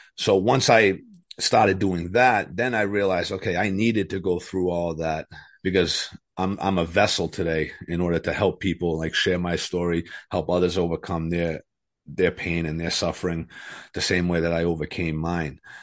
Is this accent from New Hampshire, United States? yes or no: yes; New Hampshire, United States; also born or lived in Methuen, Massachusetts; I was born in Methuen, Massachusetts. Uh, we lived there till I was about eight. And then we moved to New Hampshire